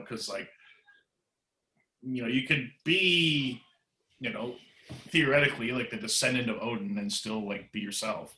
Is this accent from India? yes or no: no; Canada